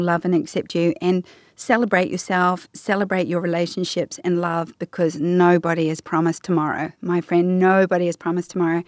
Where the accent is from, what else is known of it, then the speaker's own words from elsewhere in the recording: New Zealand; I love being a Kiwi